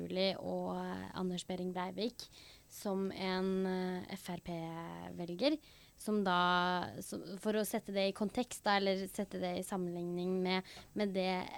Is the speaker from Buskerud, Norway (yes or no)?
no; Hedmarken, Innlandet, Norway; vi er jo fra Hedmarken, eh, begge to.